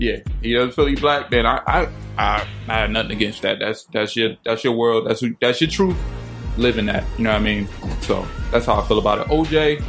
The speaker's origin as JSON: {"language": "English", "town": "Newport News", "region": "Virginia", "country": "United States", "said": "We come from Newport News."}